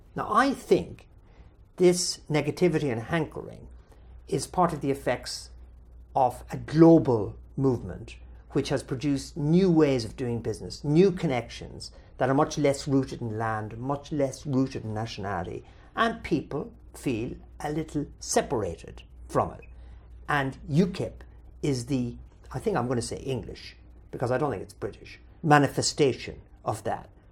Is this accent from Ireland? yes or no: yes; Ireland; immediately describe myself as Irish